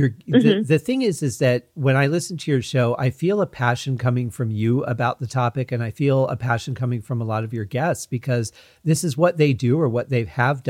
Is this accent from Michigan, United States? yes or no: yes; Michigan, United States; I grew up in Michigan